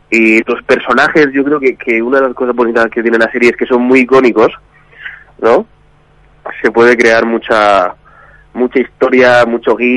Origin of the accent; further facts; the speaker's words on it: Region of Murcia, Spain; now in Madrid, Spain; No, soy murciano, soy ah, murciano pero vivo aquí en Madrid.